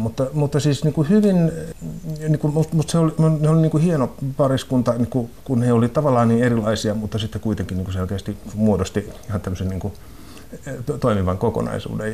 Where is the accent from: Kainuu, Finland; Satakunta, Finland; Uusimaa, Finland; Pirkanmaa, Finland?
Satakunta, Finland; Rauma; now in Helsinki, Finland; mä olen kotoisin Raumalta, niin kuin pikkukaupungista, ja, joka oli silloin niin kuin 70-luvulla, kun mä olin pieni, ja sitten 80-luvulla, kun mä olin koulussa